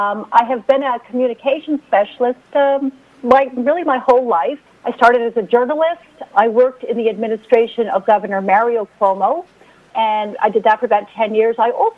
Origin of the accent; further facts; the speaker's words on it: Tallman, New York, United States; I grew up in Rockland County in the hamlet of Tolman. I was the second oldest of … six children. I was a member of the bicentennial class, 1976 class of Suffern High School